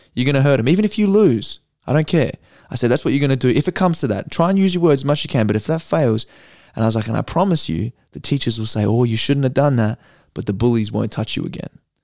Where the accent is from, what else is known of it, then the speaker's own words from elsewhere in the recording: Perth, Western Australia, Australia; I'm from Perth